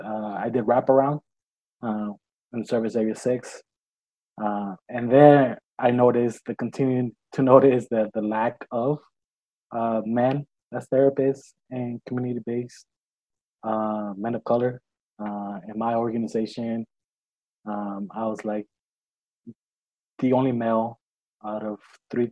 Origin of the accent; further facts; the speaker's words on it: Los Angeles, California, United States; I was born and raised here in Los Angeles